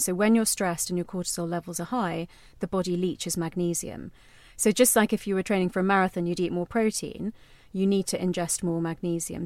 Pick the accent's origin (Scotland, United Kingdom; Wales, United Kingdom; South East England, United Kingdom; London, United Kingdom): London, United Kingdom; me growing up in London, but in an Indian household